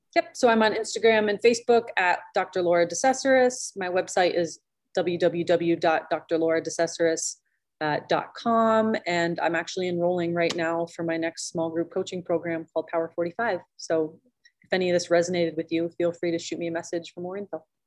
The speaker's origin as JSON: {"language": "English", "region": "Pennsylvania", "country": "United States", "tie": "born or raised there", "also_born_or_lived": "upstate New York", "moved": "as an adult", "said": "I grew up in Pennsylvania and then lived in New York"}